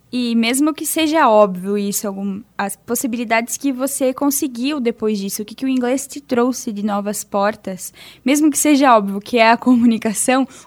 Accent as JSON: {"language": "Portuguese", "region": "Western Santa Catarina", "country": "Brazil", "accent": "Oeste Catarinense", "said": "onde eu morava, no Oeste Catarinense. E é o meu jeito de falar"}